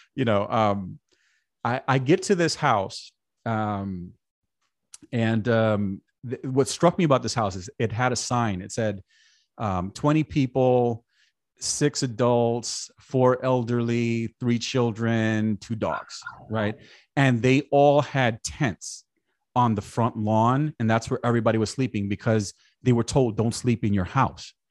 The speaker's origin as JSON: {"language": "English", "town": "New York City", "region": "New York", "country": "United States", "tie": "born or raised there", "said": "I grew up in New York, like I said, went to high school in Brooklyn"}